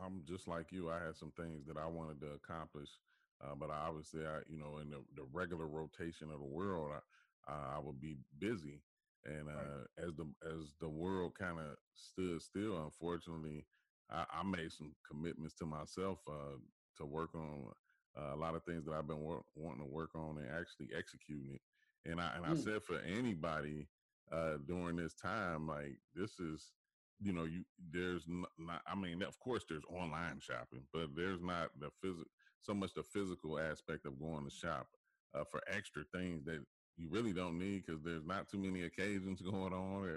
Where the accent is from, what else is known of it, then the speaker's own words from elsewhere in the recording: Dayton, Ohio, United States; moved away; also born or lived in Troy, Ohio; back home in Troy, I'm from Dayton, Ohio, but in Troy, Ohio